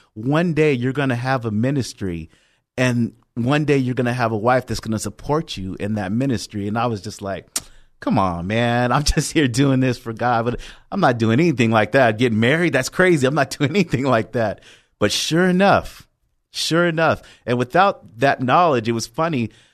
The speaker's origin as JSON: {"language": "English", "town": "Oceanside", "region": "California", "country": "United States", "tie": "born or raised there", "also_born_or_lived": "Long Beach", "said": "originally born and raised in Oceanside, went to Cal State Long Beach for college, and came back here in about twenty fifteen"}